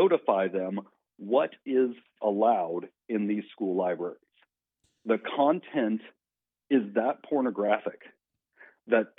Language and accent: English; Salina, Kansas, United States; I'm from Salina. In my Senate district is Salina and Abilene